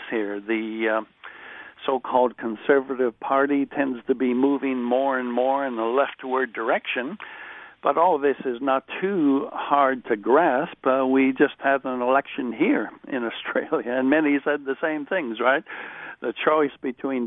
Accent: United States; moved away; I am originally from America

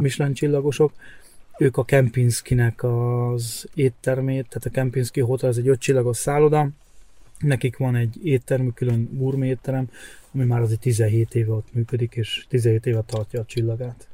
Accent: Hungary; moved away as an adult; now in Germany; én nem tagadom meg, hogy magyar vagyok, attól függetlenül, hogy már elég régóta itt kint vagyok

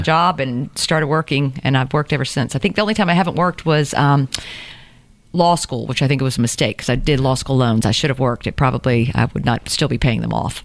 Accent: Savannah, Georgia, United States; also born or lived in Statesboro / Cherokee County; I grew up in Windsor

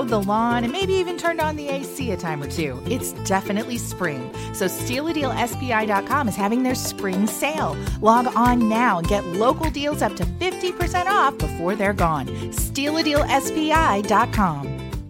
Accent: Ohio, United States; also born or lived in New York; Spent most of my time growing up in Ohio, around the Cleveland area.

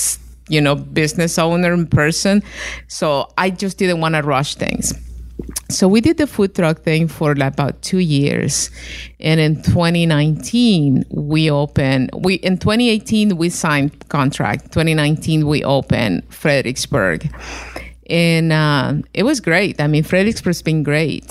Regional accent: Honduras; moved away as an adult; now in Virginia, United States; I'm from Honduras

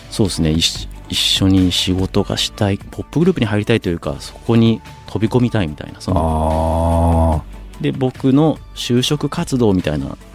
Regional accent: Shizuoka, Japan; 静岡僕は出身なんですけども

